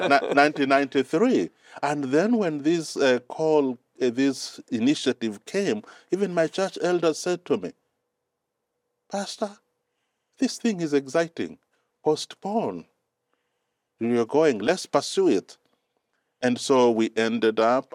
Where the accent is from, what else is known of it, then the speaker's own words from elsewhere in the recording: Mombasa, Mombasa County, Kenya; English is a second language; moved away as an adult; also born or lived in Cyprus; now in Silver Spring, United States; I was born and raised up in Kenya.